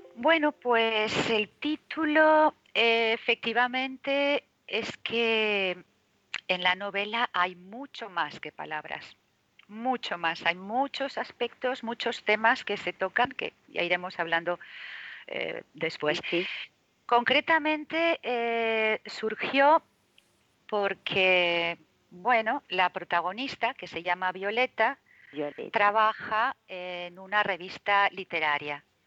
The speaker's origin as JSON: {"language": "Spanish", "town": "Zaragoza", "region": "Aragon", "country": "Spain", "also_born_or_lived": "Madrid", "moved": "yes", "lives_now": "Marbella, Spain", "said": "en Zaragoza, mm, de donde yo soy"}